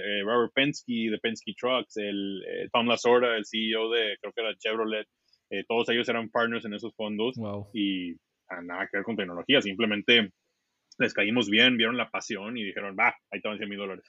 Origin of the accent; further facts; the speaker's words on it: Mexico; moved away as an adult; now in San Francisco, United States; nosotros somos mexicanos, pero estamos aquí